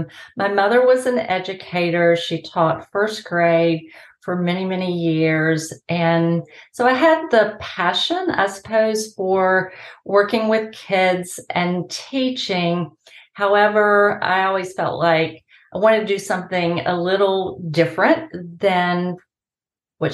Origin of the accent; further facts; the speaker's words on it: High Point, North Carolina, United States; also born or lived in Boone, North Carolina; I was born there, but my parents and I moved away when I was only three, and I grew up in High Point, North Carolina